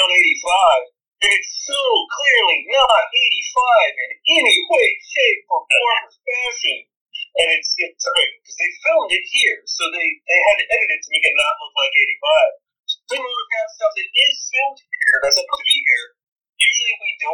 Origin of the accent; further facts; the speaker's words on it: Orlando, Florida, United States; I'm from Orlando, that's not the south